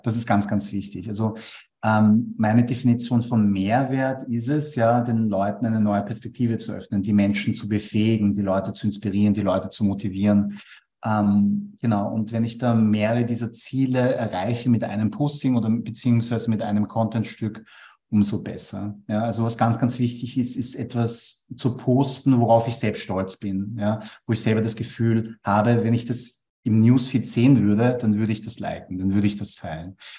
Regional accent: Vienna, Austria; Ich bin aber in Wien geboren und aufgewachsen

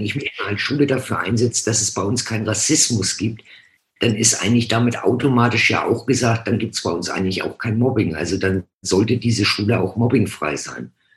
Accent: Hamburg, Germany; now in Franconia, Germany; bin gebürtig von Hamburg, bin seit 79 im schönen Frankenland.

